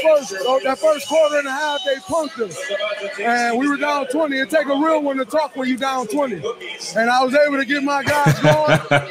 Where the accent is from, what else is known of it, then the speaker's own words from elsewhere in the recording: Saginaw, Michigan, United States; moved away; I grew up in Saginaw, Michigan.